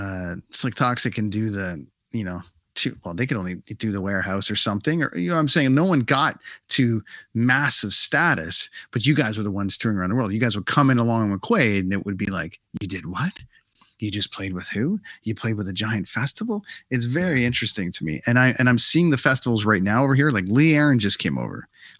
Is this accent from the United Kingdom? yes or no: no; Canada; it's like, cool, we're from Canada